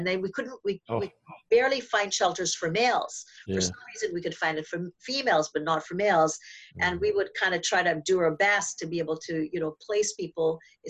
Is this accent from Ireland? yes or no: no; Trinidad & Tobago; now in Toronto, Canada; myself growing up in the Caribbean